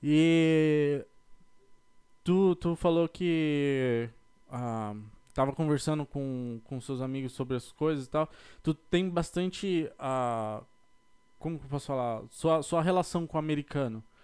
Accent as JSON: {"language": "Portuguese", "region": "São Paulo", "country": "Brazil", "moved": "yes", "lives_now": "United States", "said": "eu sou da, de São Paulo, capital"}